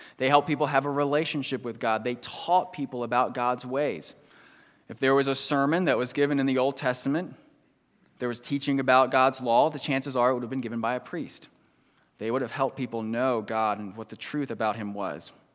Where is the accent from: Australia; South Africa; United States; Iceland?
United States; moved away; I grew up right outside Washington, D C